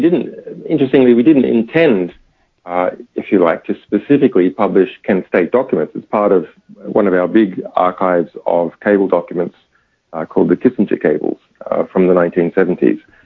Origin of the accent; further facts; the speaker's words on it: Australia; even as an Australian